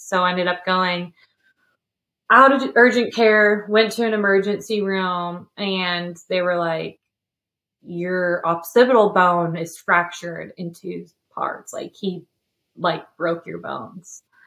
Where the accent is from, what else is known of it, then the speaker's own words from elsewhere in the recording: California, United States; now in Tennessee, United States; I'm from California